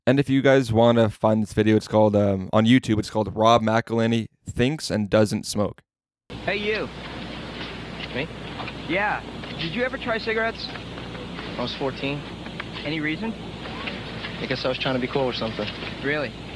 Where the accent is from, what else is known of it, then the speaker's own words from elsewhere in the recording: New Jersey, United States; now in Las Vegas, United States; I grew up in New Jersey where you can't smoke indoors